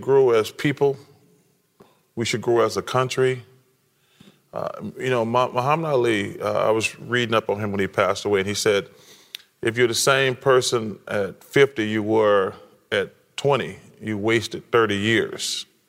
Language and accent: English; the South, United States; I'm from the South